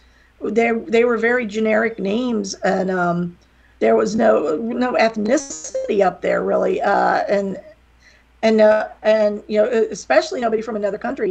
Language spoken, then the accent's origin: English; near Pittsburgh, West Virginia, United States; accent: little southern accent; moved away as an adult; now in Florida, United States; I'm from West Virginia. I barely speak English